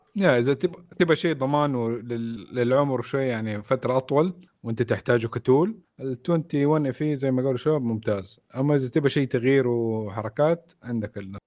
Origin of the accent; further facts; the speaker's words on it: Saudi Arabia; عندنا في السعوديه